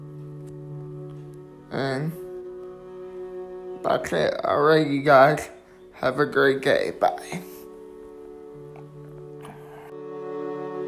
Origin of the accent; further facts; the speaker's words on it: Glens Falls, New York, United States; I'm from Glens Falls, New York, which is upstate New York by Lake George